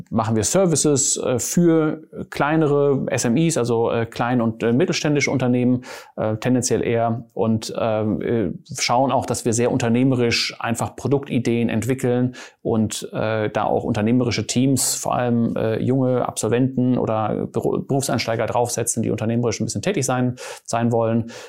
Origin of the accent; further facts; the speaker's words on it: Germany; now in Cologne, Germany; ich bin Niederländer und Schweizer. Ich bin in äh, Deutschland aufgewachsen, äh, habe in Mannheim studiert.